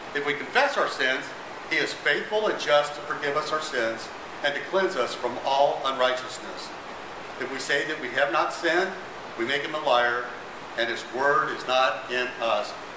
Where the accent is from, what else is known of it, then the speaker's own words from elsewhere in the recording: Las Cruces, New Mexico, United States; We we grew up in New Mexico